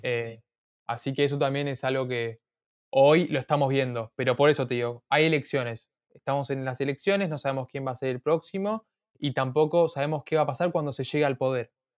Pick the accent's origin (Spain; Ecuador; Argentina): Argentina; nací en Argentina, eh, mis papás vinieron de Armenia hace 20 años